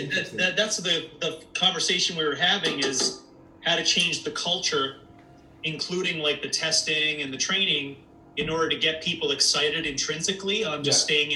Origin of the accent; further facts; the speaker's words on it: Canada; being a Canadian